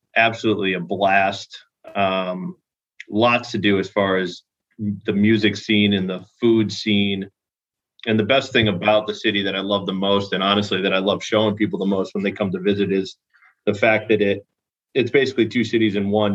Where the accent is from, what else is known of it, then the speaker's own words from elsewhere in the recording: Connecticut, United States; moved away as an adult; now in St. Petersburg, United States; I was actually born and raised in Connecticut